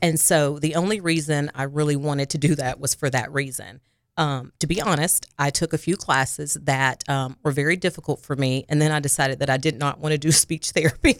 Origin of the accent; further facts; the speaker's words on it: Harrisburg, Arkansas, United States; moved away as an adult; also born or lived in Jonesboro, Arkansas; now in Little Rock, United States; I am originally from Harrisburg, Arkansas. It is by Jonesboro, Arkansas